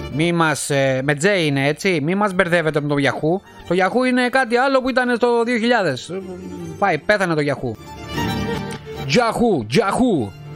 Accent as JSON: {"language": "Greek", "town": "Alepochori", "region": "Attica", "country": "Greece", "moved": "yes", "lives_now": "Italy", "said": "την πατρίδα μου στην Ελλάδα αυτό το χωριουδάκι εκεί πέρα έξω από τα Μέγαρα στην παραλία στον Κορενθιακό"}